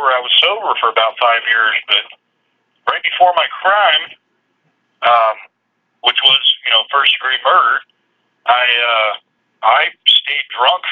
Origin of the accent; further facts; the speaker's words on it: Kitsap County, Washington, United States; I grew up in Kitsap County in Washington State